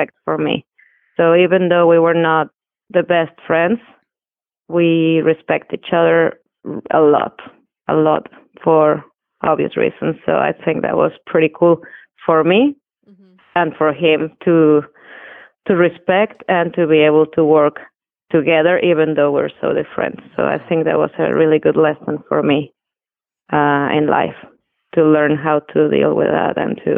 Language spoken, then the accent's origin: English; Mexico City, Mexico; moved away as an adult; We're both from Mexico City.